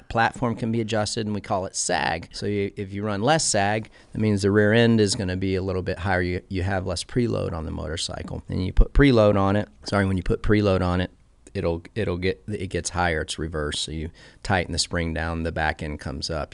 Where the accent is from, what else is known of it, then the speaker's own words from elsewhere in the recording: Clearwater, Florida, United States; I was born in Clearwater, Florida